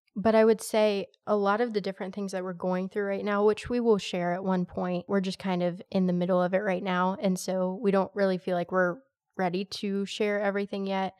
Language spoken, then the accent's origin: English; United States; I'm very American to my core